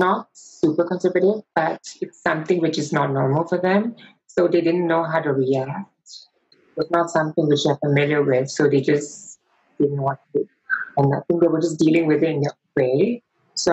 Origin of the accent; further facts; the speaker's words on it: Singapore; I'm from Singapore